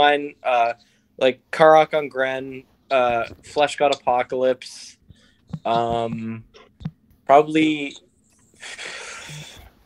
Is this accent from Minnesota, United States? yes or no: no; South Shore, Massachusetts, United States; moved away as an adult; now in Lowell, United States; I'm from the South Shore. I grew up on the South Shore, but I live here now